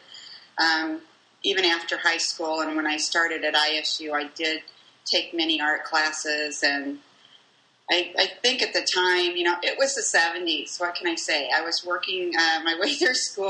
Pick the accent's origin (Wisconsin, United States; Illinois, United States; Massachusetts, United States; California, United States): Illinois, United States; Bloomington; also born or lived in Paxton, Illinois; I'm actually from Bloomington, Illinois, originally, a townie